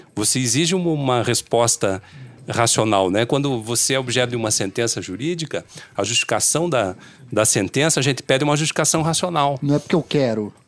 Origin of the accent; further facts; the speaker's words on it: Brazil; O nosso mundo da vida enquanto brasileiro